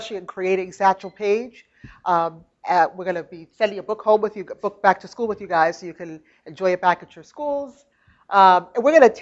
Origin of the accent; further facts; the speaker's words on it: Malden, Massachusetts, United States; moved away; also born or lived in Brooklyn, New York; I grew up in Massachusetts in a town outside of Boston named Malden